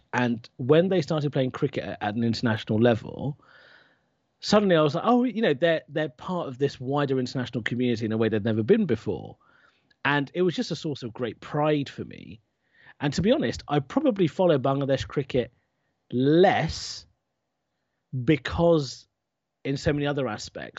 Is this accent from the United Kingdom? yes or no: yes; England, United Kingdom; these two cricketing nations who I absolutely love and adore represent my parents, and they're in my home country, which is England